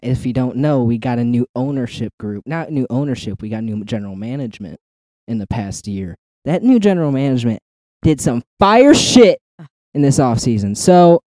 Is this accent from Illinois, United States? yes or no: yes; Chicago, Illinois, United States; I'm from the Chicago area.